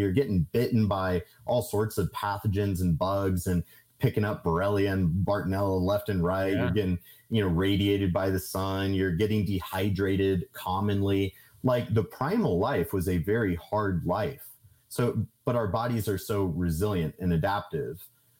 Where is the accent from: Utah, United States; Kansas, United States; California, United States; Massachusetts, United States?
Kansas, United States; I'm a dude from Kansas that like, I don't have a college degree.